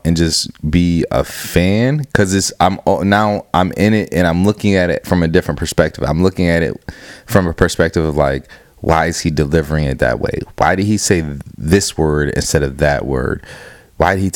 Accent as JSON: {"language": "English", "town": "Cleveland", "region": "Ohio", "country": "United States", "also_born_or_lived": "Akron, Ohio", "moved": "as an adult", "lives_now": "Rochester, United States", "said": "That's where I'm from Cleveland, but I was living in Akron before I moved to Rochester"}